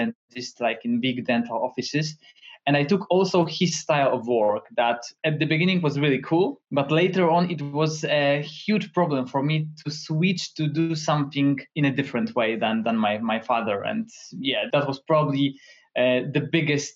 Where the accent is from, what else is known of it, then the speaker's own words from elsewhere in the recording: Toruń, Kuyavian-Pomeranian Voivodeship, Poland; I'm from Poland, from beautiful city that is Toruń